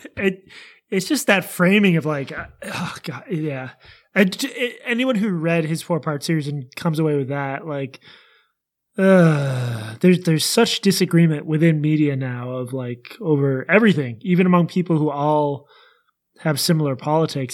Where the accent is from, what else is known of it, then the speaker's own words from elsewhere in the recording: Boston, Massachusetts, United States; I'm also from Boston